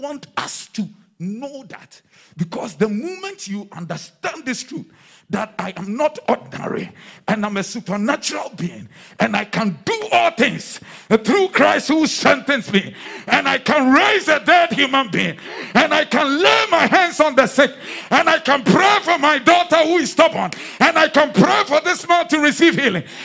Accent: Accra, Greater Accra, Ghana; the days when we were in, in, in, in Accra

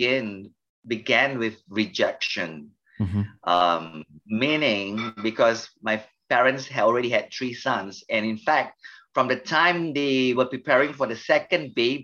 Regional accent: Melaka, Malacca, Malaysia; I come from a state, we call it state, a city called Melaka. Melaka is a popular state in Malaysia.

